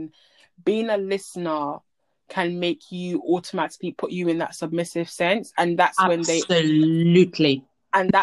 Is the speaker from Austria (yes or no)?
no; Nigeria; I'm Nigerian